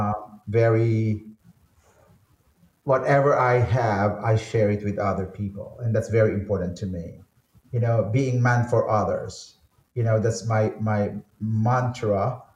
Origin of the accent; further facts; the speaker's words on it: Manila, Metro Manila, Philippines; I grew up in Manila